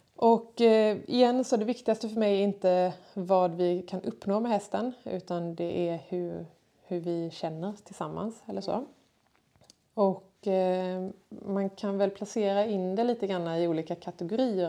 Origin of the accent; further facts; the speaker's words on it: Kungsbacka, Halland County, Sweden; jag är född och uppvuxen här i Kungsbacka